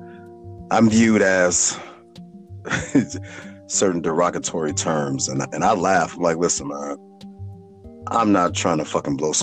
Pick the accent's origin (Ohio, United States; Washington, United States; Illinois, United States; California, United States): Illinois, United States; Chicago; Growing up in Chicago